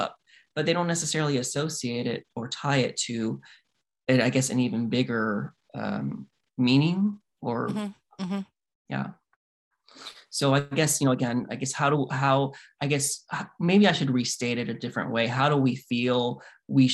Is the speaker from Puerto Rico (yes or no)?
yes; Puerto Rico; Puerto Ricans, we come from Africa